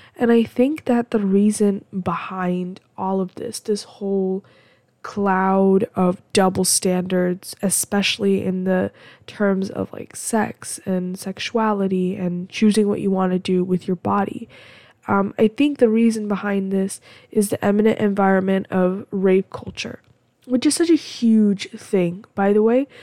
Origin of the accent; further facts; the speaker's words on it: United States; I'm American